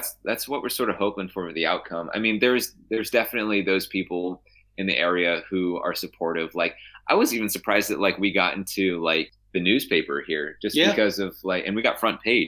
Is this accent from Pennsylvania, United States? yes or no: yes; Saegertown, Pennsylvania, United States; I'm from Stegertown, which is like 5-10 minutes away.